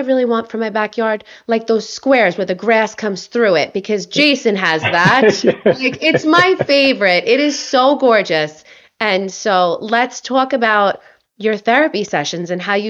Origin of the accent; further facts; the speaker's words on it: Long Island, New York, United States; I'm from New York, you know, so like on Long Island